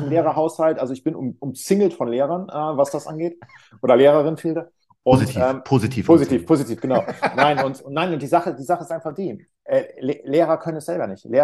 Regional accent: North Rhine-Westphalia, Germany; Ich komme aus der Nähe von Köln

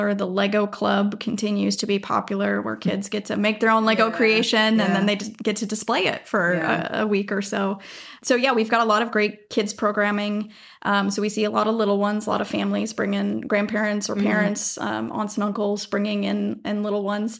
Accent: Minnesota, United States; moved away as an adult; also born or lived in Southern California / Washington DC; now in Oregon, United States; I grew up in Minnesota.

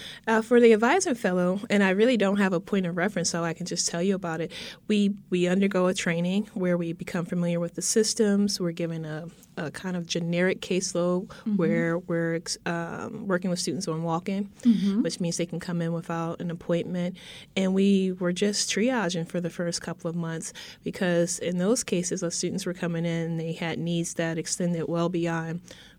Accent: Philadelphia, Pennsylvania, United States; also born or lived in Virgin Islands / New England / New Jersey; I grew up in Philadelphia

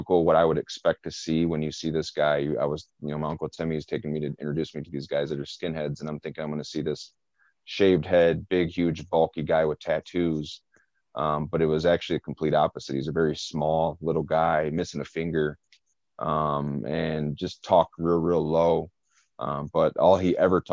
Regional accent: Flint, Michigan, United States; born or raised there

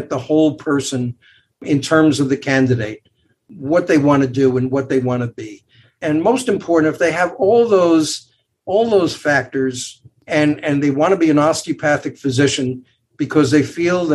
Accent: New York, United States; I'm a native New Yorker

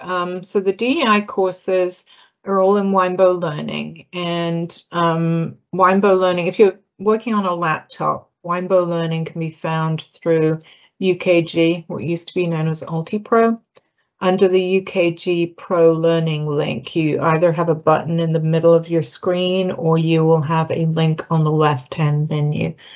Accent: United Kingdom; moved away as an adult; now in United States; I'm British

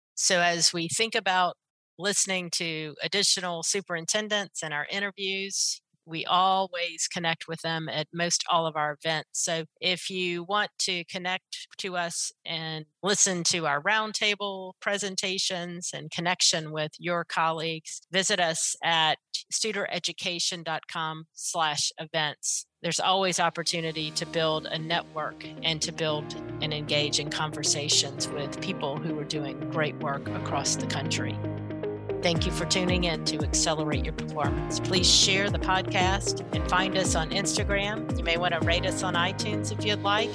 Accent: Pensacola, Florida, United States; where I grew up as well in Pensacola

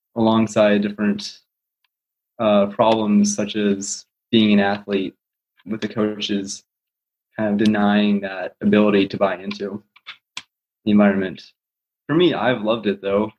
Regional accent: Colorado, United States; also born or lived in Des Moines, Iowa; I was born in Des Moines, but when I was two, I moved out to Colorado

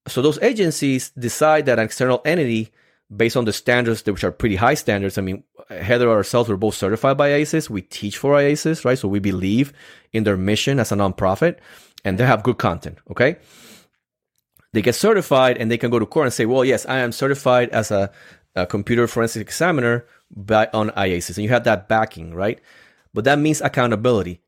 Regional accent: Puerto Rico; English is a second language; moved away; I'm come from Puerto Rico, so I'm, I'm still, even though I've been here for so many years, I'm still learning all these phrases

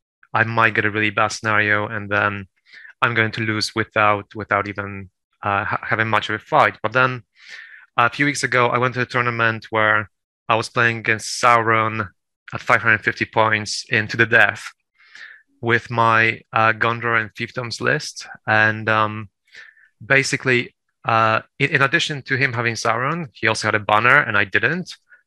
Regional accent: Poland; also born or lived in United Kingdom; Well, no, I'm Polish, actually. I'm well. So.

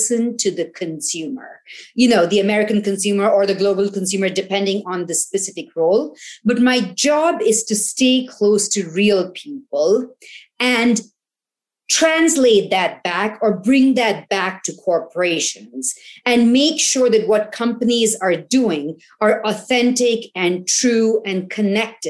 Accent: India; when I was growing up in India

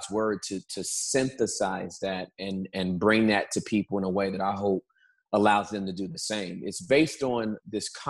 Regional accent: Southern California, United States; moved away as an adult; also born or lived in Dallas, Texas; now in Texas, United States; I was born and raised in Southern California

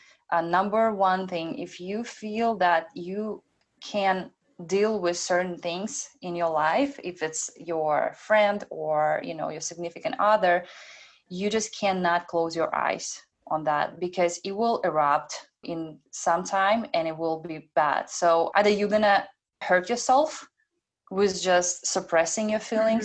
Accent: Belarus; moved away; I'm an immigrant as well. I was born in Belarus. I came here alone without any friends or parents

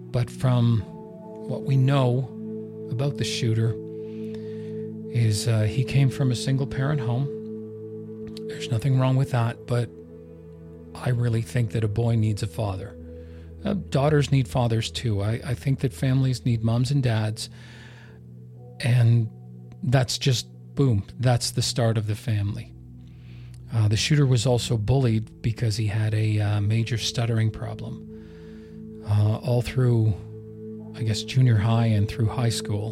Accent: Canada; I'm Canadian.

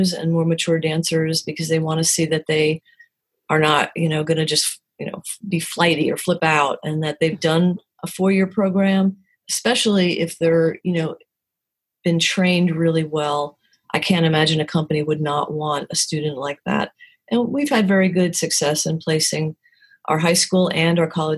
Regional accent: New Jersey, United States; moved away as an adult; also born or lived in New York City; now in Winston-Salem, United States; I'm from New Jersey and have my career in New York City

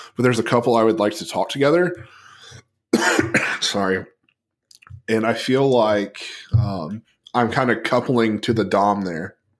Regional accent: Tennessee, United States; my home state

